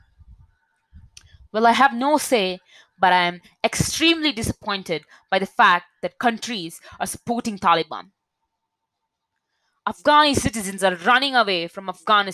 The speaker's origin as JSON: {"language": "English", "country": "India", "said": "I'm an Indian citizen"}